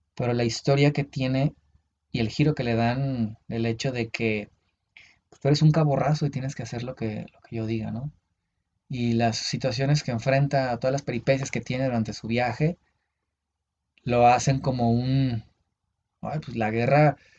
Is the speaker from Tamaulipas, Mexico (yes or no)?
no; Uruapan, Michoacán, Mexico; moved away; ese era un viaje a mi pueblo, era, iba a Uruapan.